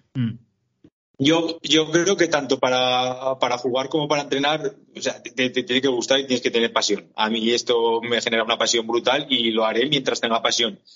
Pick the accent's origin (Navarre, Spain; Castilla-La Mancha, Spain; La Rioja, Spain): Navarre, Spain; Buñuel; en Buñuel, yo soy de Buñuel, de un pueblo de aquí a los de Cortes